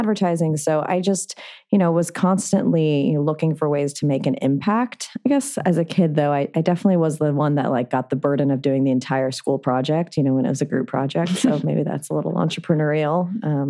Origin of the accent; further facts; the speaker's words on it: Santa Monica, California, United States; also born or lived in New York; I'm actually from LA. I grew up in Santa Monica